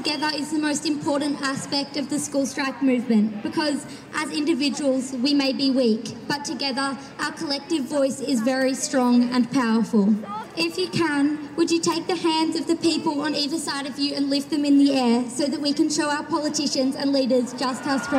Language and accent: English; Castlemaine, Victoria, Australia; I'm also from Castlemaine.